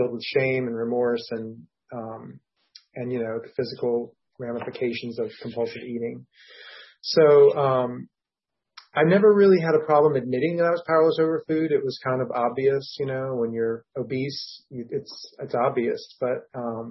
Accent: Washington, District of Columbia, United States; I'm from Washington, D.C.

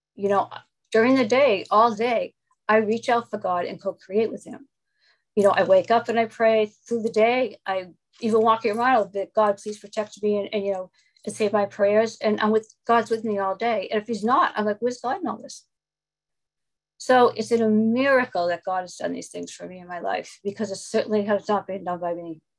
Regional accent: Boston, Massachusetts, United States; I'm from Boston, Massachusetts.

